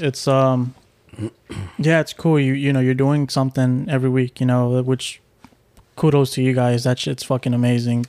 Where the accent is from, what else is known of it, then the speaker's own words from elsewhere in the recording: Houston, Texas, United States; I'm from Houston